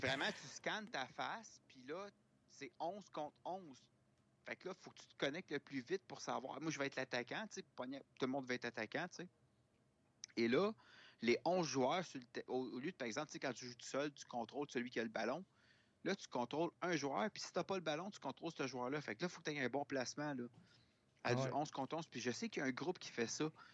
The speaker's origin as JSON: {"language": "French", "town": "Laval", "region": "Quebec", "country": "Canada", "tie": "born or raised there", "lives_now": "Montreal, Canada", "said": "dans le quartier où j'ai grandi, à Laval"}